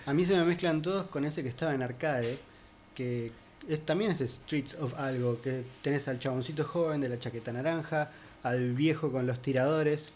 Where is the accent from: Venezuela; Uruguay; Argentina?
Argentina; Pinamar, Buenos Aires Province; crecí en Pinamar. Yo me fui de Capital Federal a eso de los 8 años.